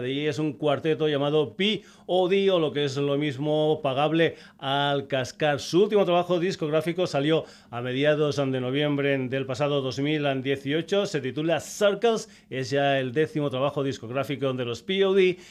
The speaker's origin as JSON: {"language": "Spanish", "region": "Extremadura", "country": "Spain", "said": "mi tierra, de Extremadura"}